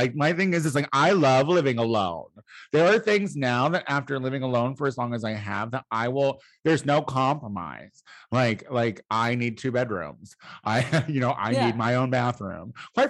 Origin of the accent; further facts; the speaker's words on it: Midwest, United States; Like, I'm from the Midwest. My brother calls a dog a dog.